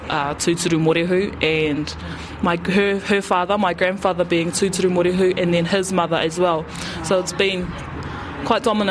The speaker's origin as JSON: {"language": "English", "town": "Tauranga", "region": "Bay of Plenty", "country": "New Zealand", "said": "I'm from Tauranga."}